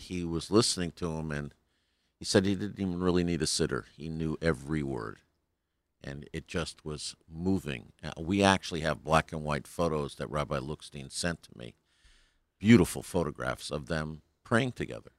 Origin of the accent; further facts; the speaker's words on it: New Haven, Connecticut, United States; now in Colorado, United States; I'm from New Haven originally, New Haven, Connecticut, but last twenty years I've been in Colorado.